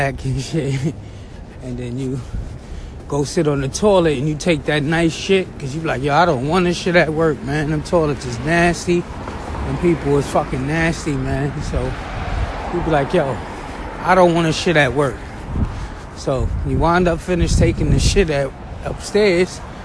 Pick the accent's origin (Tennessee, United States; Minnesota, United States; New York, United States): New York, United States; New York City; I'm from Flatbush, Brooklyn